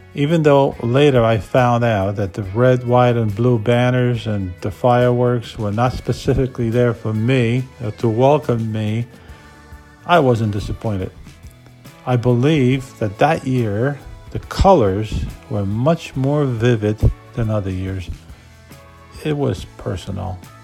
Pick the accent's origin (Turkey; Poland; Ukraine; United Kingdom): Poland; moved away as an adult; now in United States